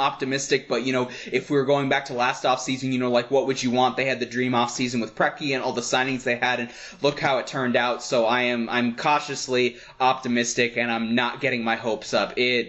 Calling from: Denver, Colorado, United States; I'm calling in from Denver, Colorado.

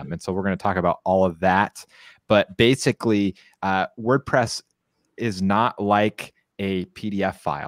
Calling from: San Clemente, California, United States; here. I'm broadcasting from San Clemente, California, and you can find me online at divilife.com.

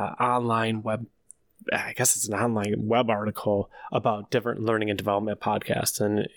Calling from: Dallas-Fort Worth Metroplex, Texas, United States; calling from the DFW Metroplex.

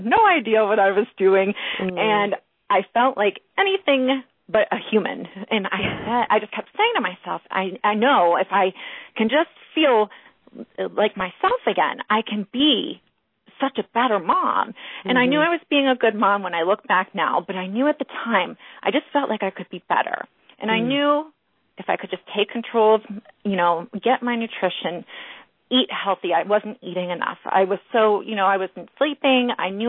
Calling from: Pittsburgh, Pennsylvania, United States; From Pittsburgh, Pennsylvania.

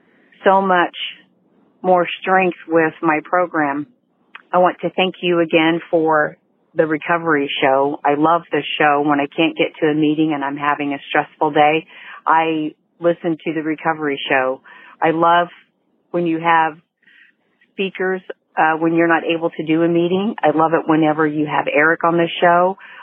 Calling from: Indianapolis, Indiana, United States; I'm from Indianapolis

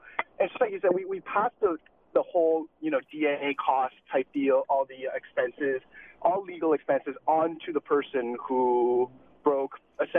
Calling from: Mississauga, Ontario, Canada; I'm actually calling from Mississauga, but I do agree with you.

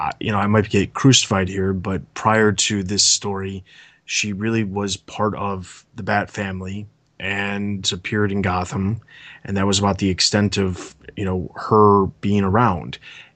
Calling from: Chicago, Illinois, United States; Okay, so I am calling from the suburbs of Chicago, Illinois.

